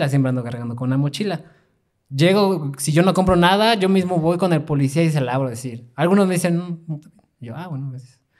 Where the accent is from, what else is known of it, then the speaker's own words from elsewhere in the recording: Mexico; siendo mexicano